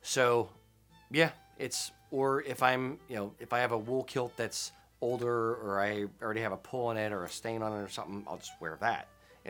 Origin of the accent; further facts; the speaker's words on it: United States; I'm an American